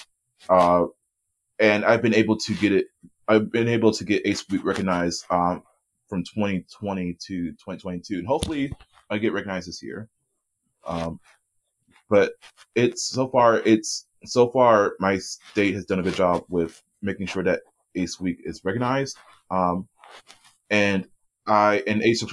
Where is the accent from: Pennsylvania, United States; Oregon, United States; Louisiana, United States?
Pennsylvania, United States; Erie; Erie, which is my hometown